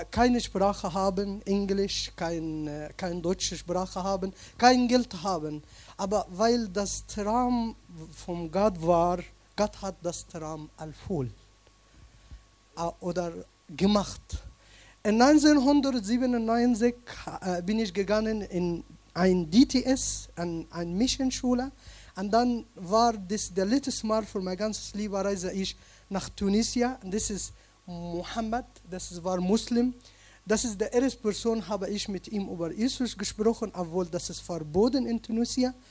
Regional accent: Egypt; German is a second language; now in Germany; ich komme aus Ägypten. Äh, alle Leute wissen Ägypten wegen Bramita und vielen verschiedenen Sachen. Ich bin äh, in einem kleinen Dorf äh, in Ägypten äh, geboren, genauso in der Mitte zwischen Alexandria und Aswan.

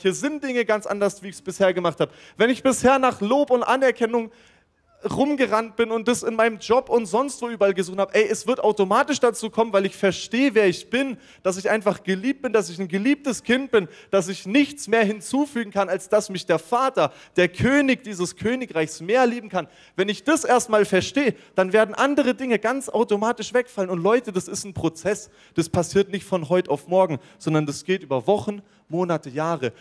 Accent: Germany; als Deutscher.

